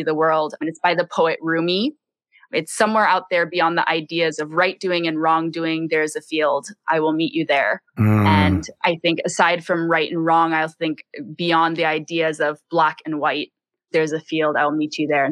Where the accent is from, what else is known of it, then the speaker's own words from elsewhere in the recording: Bay Area, California, United States; now in Hawaii, United States; I grew up in the Bay Area, low income